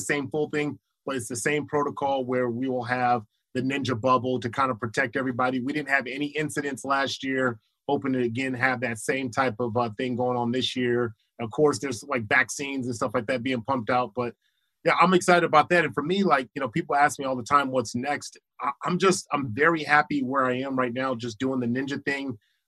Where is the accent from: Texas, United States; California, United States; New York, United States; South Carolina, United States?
California, United States; Los Angeles; I used to think because I was from Crenshaw, I was like, shoot, man, if Lights come up talking some mess, man, I take him out from the hood.